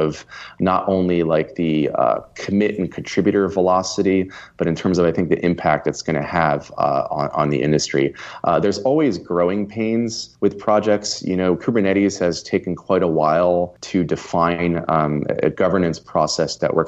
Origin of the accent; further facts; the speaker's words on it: Austin, Texas, United States; my hometown in Austin